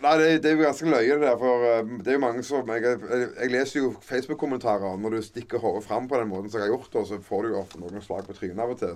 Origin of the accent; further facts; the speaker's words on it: Kverneland, Rogaland, Norway; accent: mixed Jæren dialect; also born or lived in Sandnes; vi, er vel født og oppvokst på Frøyland